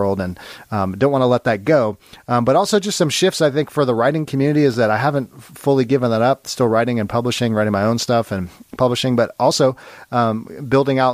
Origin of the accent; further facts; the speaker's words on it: Long Beach, California, United States; I grew up in Long Beach.